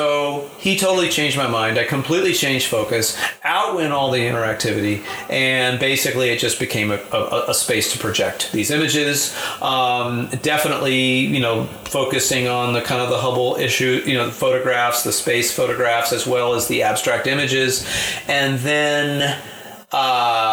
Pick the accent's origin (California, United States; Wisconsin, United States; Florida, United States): California, United States; Marin; I grew up in Marin